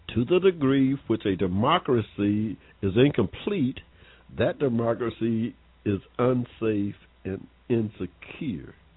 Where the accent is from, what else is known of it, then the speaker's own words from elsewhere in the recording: Georgia, United States; I was born here in Georgia. and Started school in 1951 in the segregated school.